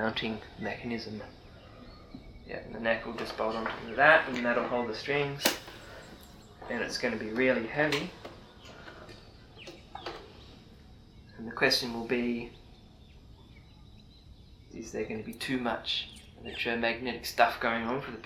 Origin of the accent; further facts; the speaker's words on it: Sydney, New South Wales, Australia; growing up in Bondi with Vaucluse up the road